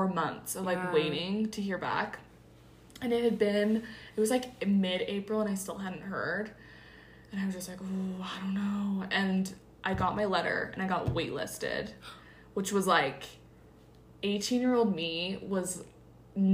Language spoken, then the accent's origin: English; Utah, United States; 18 from Utah